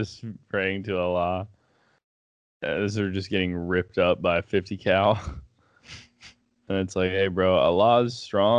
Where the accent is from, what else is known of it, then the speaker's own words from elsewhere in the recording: United States; I was born in America